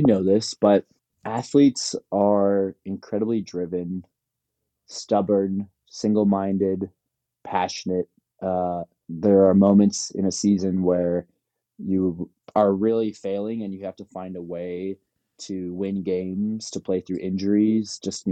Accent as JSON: {"language": "English", "town": "Palos Verdes", "region": "California", "country": "United States", "said": "I'm from Palos Verdes."}